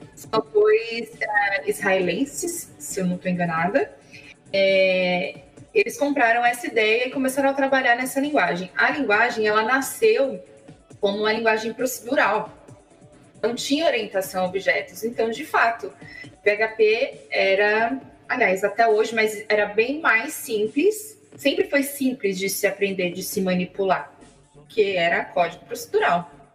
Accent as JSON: {"language": "Portuguese", "town": "Guarulhos", "region": "São Paulo", "country": "Brazil", "moved": "yes", "lives_now": "Dublin, Ireland", "said": "eu sou de Guarulhos, São Paulo, mas agora eu tô vivendo em Dublin, na Irlanda."}